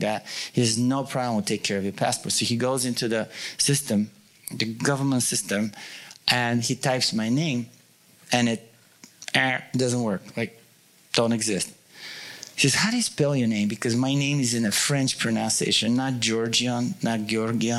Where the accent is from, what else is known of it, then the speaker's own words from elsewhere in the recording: Bulgaria; now in United States; when I was in Bulgaria, I was part of communist